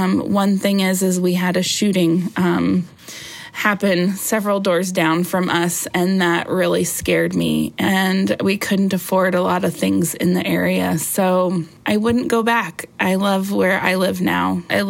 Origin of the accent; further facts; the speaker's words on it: Silver Spring, Maryland, United States; now in La Crosse, United States; I grew up in Silver Spring, Maryland, which is right outside of Washington, D.C.